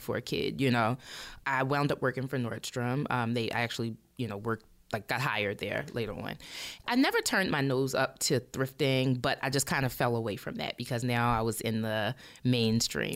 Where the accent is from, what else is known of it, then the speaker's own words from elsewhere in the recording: Baltimore, Maryland, United States; I am from Baltimore. I was uh, born and raised in Baltimore City and County